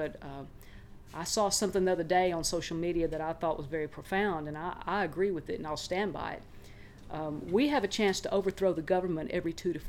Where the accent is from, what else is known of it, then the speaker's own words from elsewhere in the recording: South Arkansas, United States; I'm from South Arkansas